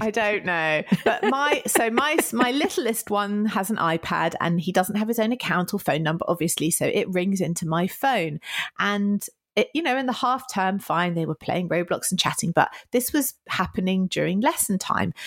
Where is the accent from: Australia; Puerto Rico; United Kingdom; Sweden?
United Kingdom